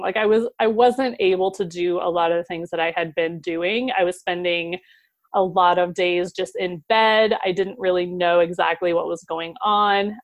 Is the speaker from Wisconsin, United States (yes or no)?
no; Ohio, United States; moved away; also born or lived in Seattle, Washington; I moved from Seattle back to my home state of Ohio